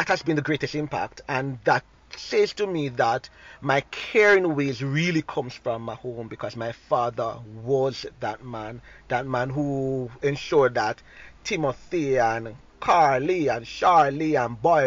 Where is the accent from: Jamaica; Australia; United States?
Jamaica; Saint Andrew; As a young boy growing up in Southwest St. Andrew